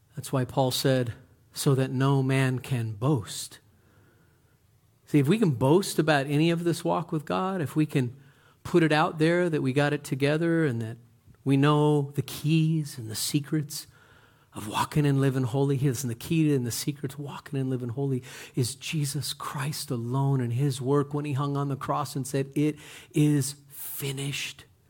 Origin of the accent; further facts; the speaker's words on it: United States; We're Americans